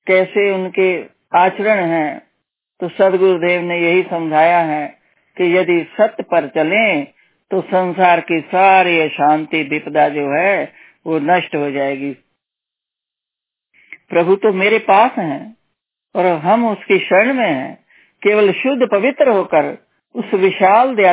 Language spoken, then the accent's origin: Hindi; Punjab, India; तो हम हम लोग पंजाबी लोग तो पूरा हम लोगों को मतलब हम लोग तो गुरु नानक जी को मानते हैं